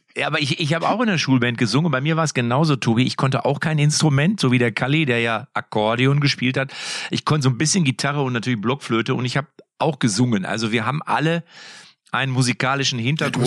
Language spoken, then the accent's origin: German; Lippstadt, North Rhine-Westphalia, Germany; Bei uns in Lippstadt